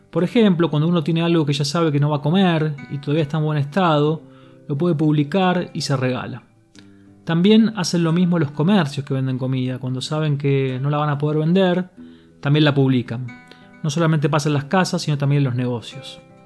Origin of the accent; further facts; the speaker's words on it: Buenos Aires, Argentina; also born or lived in Ramos Mejía; los argentinos somos muy cálidos, afectuosos